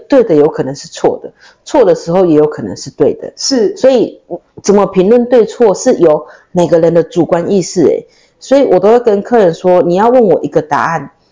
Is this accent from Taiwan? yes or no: yes; Taiwan; 这个课程是专属于我们台湾人的课程